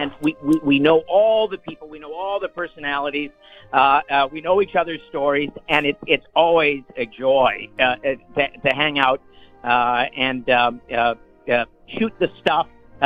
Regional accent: Cleveland, Ohio, United States; moved away as an adult; also born or lived in Los Angeles, California / Nashville, Tennessee / Savannah, Georgia; I was born and raised in Cleveland, Ohio, on the shores of Lake Erie. Went to Shaker Heights High School and grew up going to concerts with the Cleveland Orchestra.

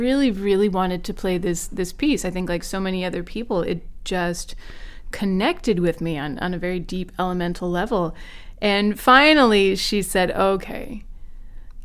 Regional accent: South Charleston, West Virginia, United States; the public schools where I grew up in South Charleston, West Virginia.

